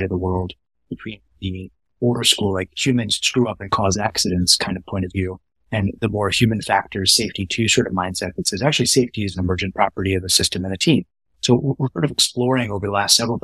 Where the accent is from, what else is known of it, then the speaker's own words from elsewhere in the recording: Dallas, Texas, United States; I grew up in Dallas, in Northern Dallas.